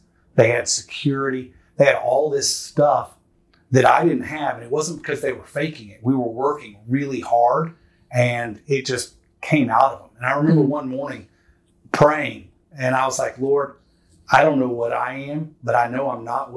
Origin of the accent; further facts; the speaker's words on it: Houston, Texas, United States; I was born and raised in Houston, Texas